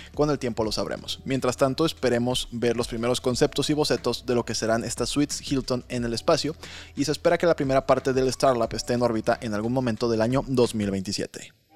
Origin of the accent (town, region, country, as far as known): Mexico